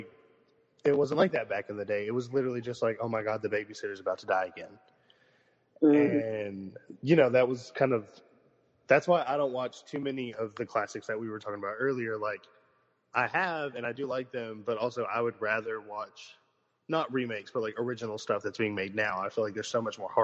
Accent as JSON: {"language": "English", "region": "Texas", "country": "United States", "tie": "born or raised there", "said": "we grew up in Texas"}